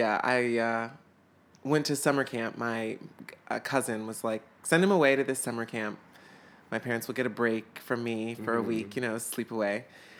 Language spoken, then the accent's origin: English; Atlanta, Georgia, United States; I'm from Atlanta, Georgia, down south. Which is actually where we filmed the movie as well. So I grew up there, this sort of like Southern belle, you know?